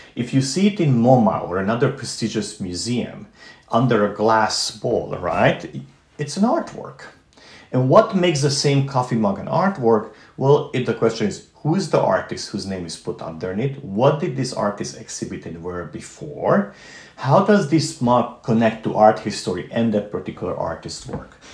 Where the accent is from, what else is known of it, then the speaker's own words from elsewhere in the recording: Transylvania, Romania; moved away; growing up in Transylvania, which does exist, uh-huh. and it's not Pennsylvania, uh, uh, this is actually part of Romania